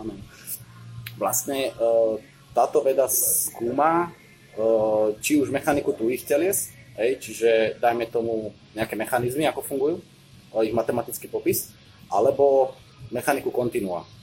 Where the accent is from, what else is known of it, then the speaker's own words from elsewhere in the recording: Hlohovec, Trnava Region, Slovakia; Ja vlastne pochádzam z Lohovca, to je vlastne medzi, medzi Trnavou a Nitrou a tam som chodil na strednú školu